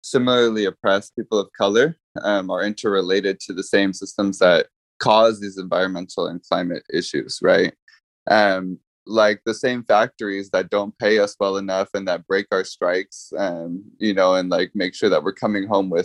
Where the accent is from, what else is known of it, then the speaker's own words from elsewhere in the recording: Santa Ana, California, United States; I grew up in Santa Ana. I was born and raised here